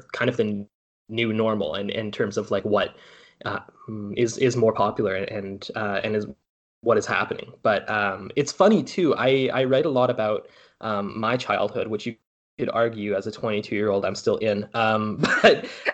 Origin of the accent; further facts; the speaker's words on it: North Vancouver, British Columbia, Canada; I'm from North Ann